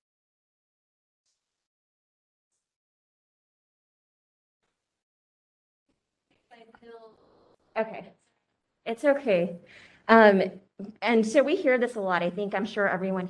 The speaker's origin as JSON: {"language": "English", "town": "San Francisco", "region": "California", "country": "United States", "tie": "born or raised there", "said": "I was born here in San Francisco, and until age 10, I was raised in the Excelsior District."}